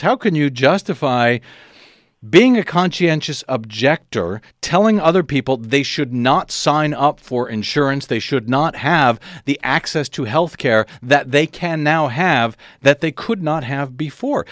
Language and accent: English; St. Louis, Missouri, United States; now in Los Angeles, United States; I grew up in St. Louis, Missouri.